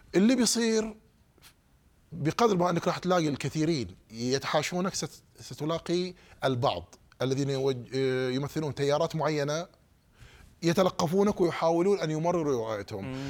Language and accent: Arabic; Saudi Arabia; moved away as an adult; now in United States